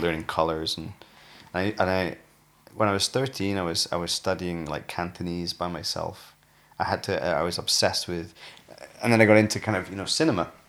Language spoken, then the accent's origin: English; United Kingdom; also born or lived in Newcastle / Sheffield; I grew up in Newcastle and Sheffield.